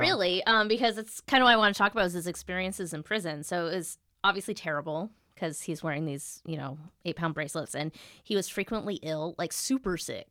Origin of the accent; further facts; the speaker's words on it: United States; as an American